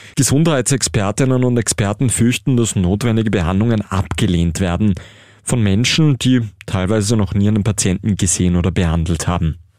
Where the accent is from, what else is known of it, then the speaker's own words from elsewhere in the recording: Austria; bei uns in Österreich